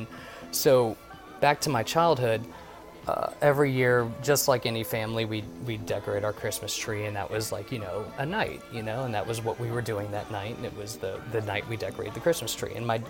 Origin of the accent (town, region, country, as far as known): New Orleans, Louisiana, United States